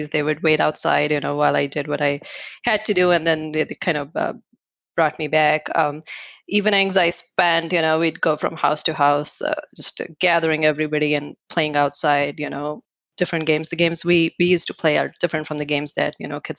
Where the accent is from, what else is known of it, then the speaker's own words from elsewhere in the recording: Wisconsin, United States; I'm from Wisconsin.